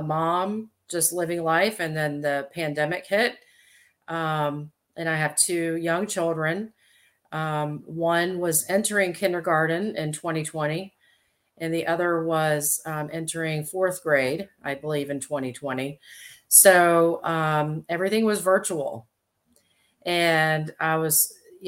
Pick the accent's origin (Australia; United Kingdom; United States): United States; Indian River County, Florida; now in Wake County, North Carolina, United States; Indian River County, Florida, which is actually my home county. I was born down there in Indian River County